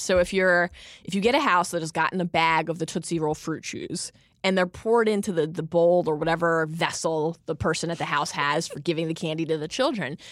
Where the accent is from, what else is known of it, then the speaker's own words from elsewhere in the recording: Maryland, United States; growing up in Maryland